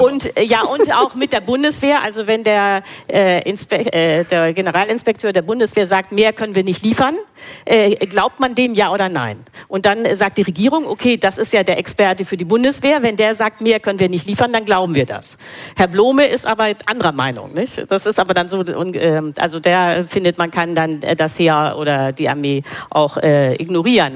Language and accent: German; Germany; als Deutsche